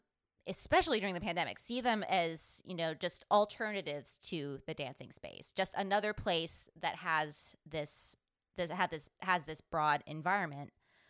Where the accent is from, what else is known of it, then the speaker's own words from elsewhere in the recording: San Jose, California, United States; The dance studio I grew up in San Jose, actually, one of the studios used to be a Victorian-era pool.